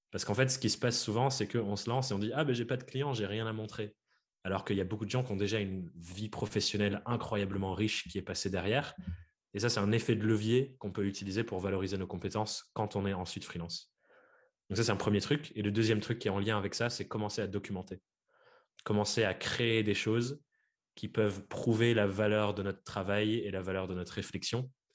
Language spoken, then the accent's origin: French; Dordogne, Nouvelle-Aquitaine, France; j'ai grandi en Dordogne.